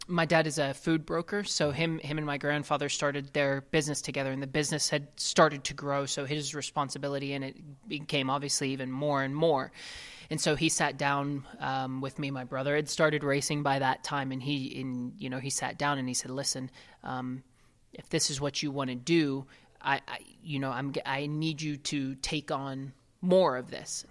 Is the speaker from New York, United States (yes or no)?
no; Ohio, United States; I grew up in Ohio